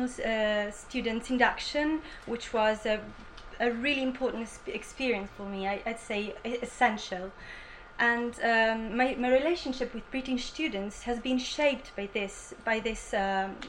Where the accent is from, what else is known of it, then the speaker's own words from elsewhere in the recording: Italy; English is a second language; moved away as an adult; now in Bournemouth, United Kingdom; I'm from Italy and I'm on my second year